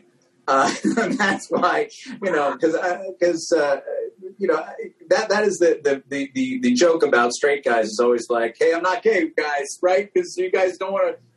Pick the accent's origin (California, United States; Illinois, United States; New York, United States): New York, United States; New York City; I grew up in New York City